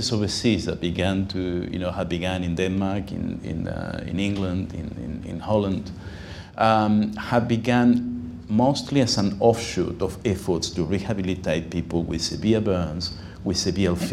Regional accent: Uruguay; now in Sydney, Australia; I'm myself from Uruguay, I spoke Spanish well.

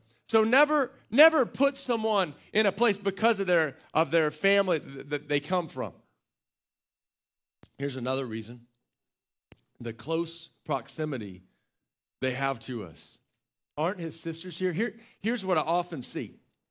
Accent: Waco, Texas, United States; I'd say Waco, people go, ugh. I finally just said, I'm from Central Texas.

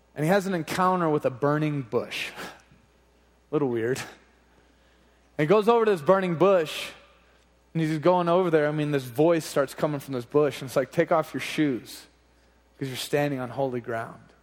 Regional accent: Oklahoma, United States; Growing up in Oklahoma

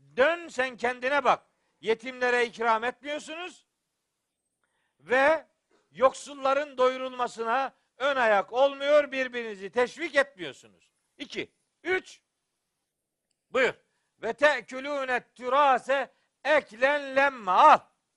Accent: Eastern Black Sea, Black Sea Region, Turkey

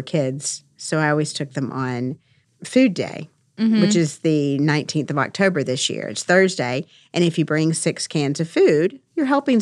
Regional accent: Lewisburg, United States; When I was a kid, I grew up in Lewisburg

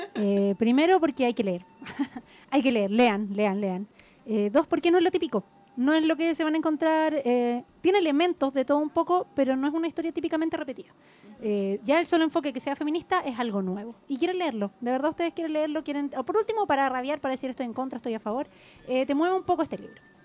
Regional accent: Santiago, Santiago Metropolitan Region, Chile; en mi adolescencia, digamos, acá en Santiago

